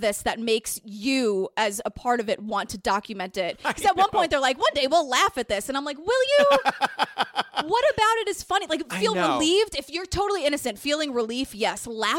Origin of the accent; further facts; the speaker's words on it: New York City, New York, United States; I grew up in Whitestone, New York.